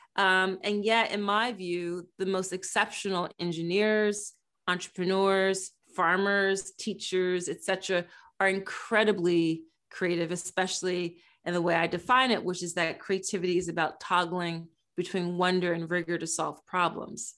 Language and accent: English; Philadelphia, Pennsylvania, United States; based in my hometown, Philadelphia